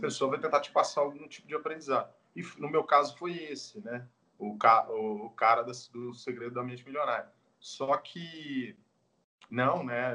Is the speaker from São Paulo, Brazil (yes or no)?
no; Goiânia, Goiás, Brazil; eu que sou natural de Goiânia